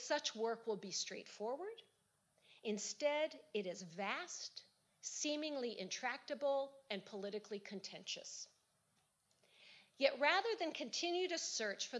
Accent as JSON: {"language": "English", "country": "United States", "said": "as an American"}